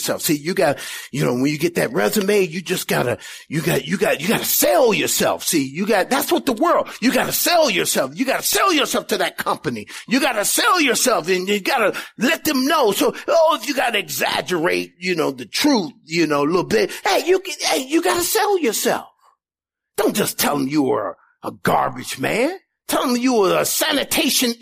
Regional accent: Indiana, United States; moved away as an adult; also born or lived in California; never been past Indiana where we grew up

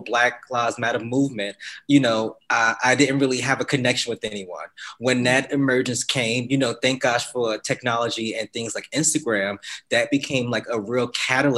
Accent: Newark, New Jersey, United States; born and raised in Newark, New Jersey.

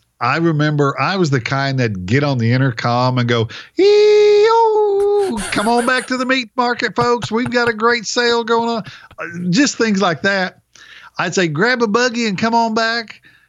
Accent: Oklahoma, United States; moved away as an adult; also born or lived in New Hampshire; I'm coming from Oklahoma

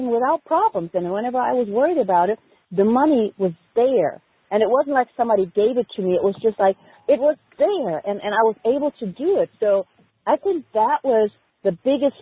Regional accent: Germany; moved away; I had no family over here because I'm originally from Germany

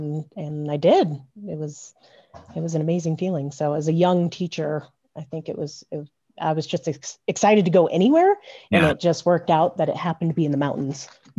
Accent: Vail, Colorado, United States; Growing up in Vail

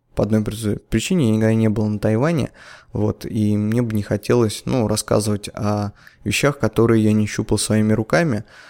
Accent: Nizhny Novgorod, Nizhny Novgorod Oblast, Russia; я когда в детстве ходил на Канавинский рынок

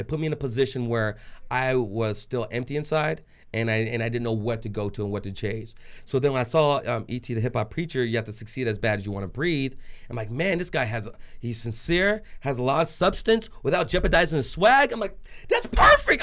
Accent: Trinidad & Tobago; now in Arizona, United States; I'm just a Trinidadian Jewish boy in Arizona

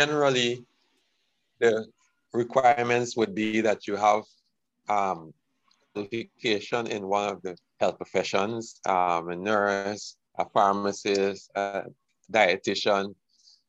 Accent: Georgetown, Demerara-Mahaica, Guyana; moved away as an adult; also born or lived in Jamaica / Trinidad; I was born in Georgetown, Guyana, and did my training in nursing in Guyana.

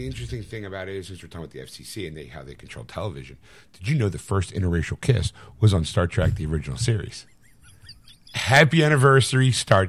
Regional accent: Sweden; I'm from Sweden, and I know it's the freedom of speech.

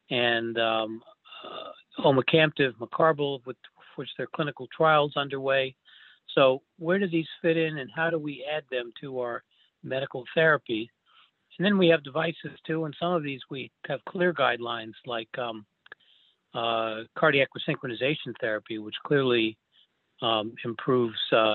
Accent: New York, United States; moved away as an adult; also born or lived in Philadelphia / St. Louis; I grew up in New York

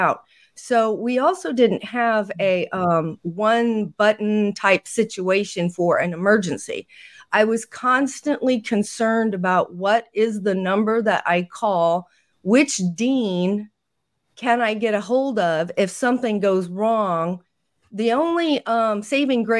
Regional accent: Indiana, United States; in Indiana, which is where I'm from, my home state

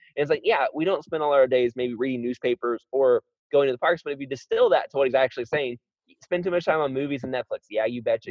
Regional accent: Florida, United States; I was raised in Florida

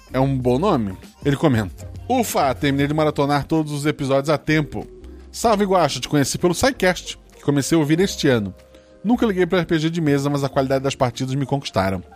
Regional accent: Florianópolis, Santa Catarina, Brazil; eu nasci em Floripa

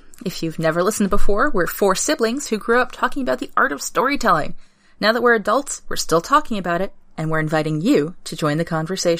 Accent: New England, United States; Because we're from New England.

